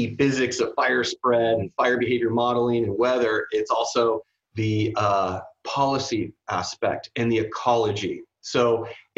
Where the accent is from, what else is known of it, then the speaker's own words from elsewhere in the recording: San Francisco Bay Area, California, United States; moved away as an adult; also born or lived in Houston / Vancouver; I grew up in the Bay Area, San Francisco Bay Area